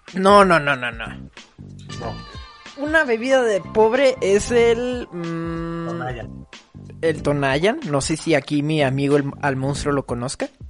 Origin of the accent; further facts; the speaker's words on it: Mexico; acá como mexicano